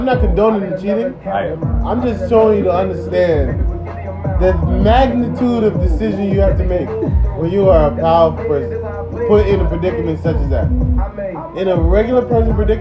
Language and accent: English; Jamaica; I'm Jamaican